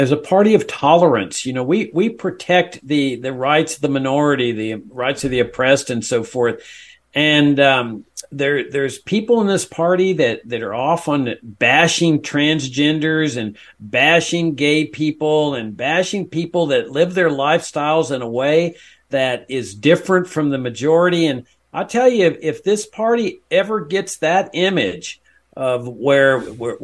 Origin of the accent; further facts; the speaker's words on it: Laredo, Texas, United States; I grew up in South Texas